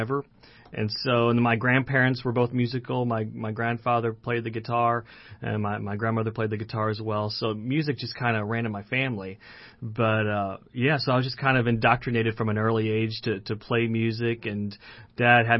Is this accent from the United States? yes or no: yes; Southern Illinois, United States; I'm from Southern Illinois. Grew up in a Christian home